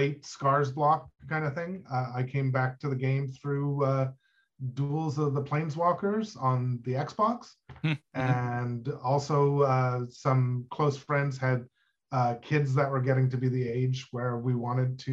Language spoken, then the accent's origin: English; Ottawa, Ontario, Canada; I'm from Ottawa, Canada, where I live